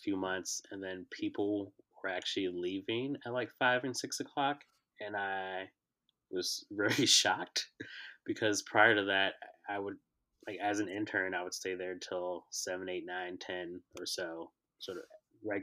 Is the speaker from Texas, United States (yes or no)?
no; Chicago, Illinois, United States; I was born and raised in Chicago